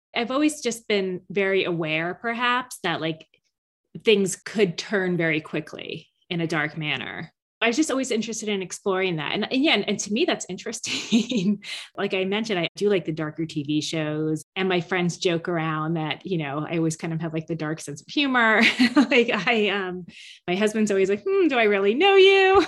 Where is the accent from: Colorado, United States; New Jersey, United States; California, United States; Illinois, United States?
New Jersey, United States; Mendham; now in Boston, United States; Mendham, New Jersey, my hometown